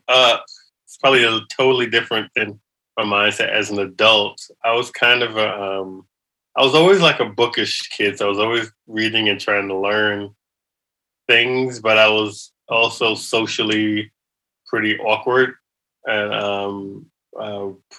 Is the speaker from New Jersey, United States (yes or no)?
no; New York City, New York, United States; I grew up in New York City